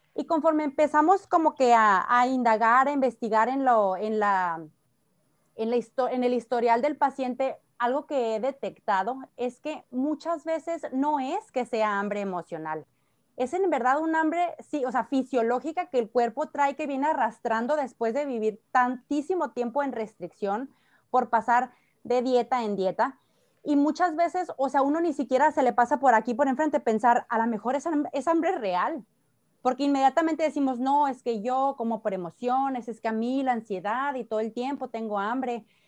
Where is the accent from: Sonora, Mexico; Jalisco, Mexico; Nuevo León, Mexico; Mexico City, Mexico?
Sonora, Mexico; now in Tijuana, Mexico; Soy sonorense de nacimiento